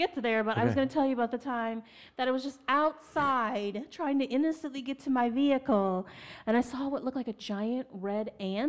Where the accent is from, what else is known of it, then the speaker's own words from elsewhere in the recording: Midwest, United States; also born or lived in Austin, Texas; I'm a Midwesterner